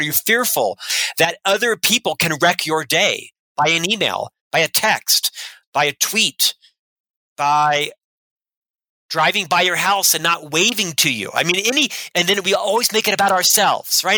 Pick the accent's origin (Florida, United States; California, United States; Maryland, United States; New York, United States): Florida, United States; Orlando; moved away as an adult; now in Salt Lake City, United States; I'm from Orlando, Florida, originally, born and raised in ah. Central Florida. I lived there for the first half of my life, 26 years